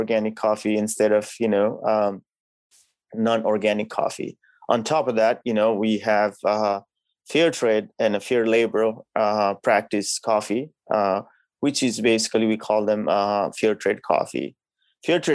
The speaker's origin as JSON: {"language": "English", "country": "Nepal", "tie": "born or raised there", "moved": "yes", "lives_now": "Ipswich, United States", "said": "growing up in a country like Nepal. You know, that's where I'm from"}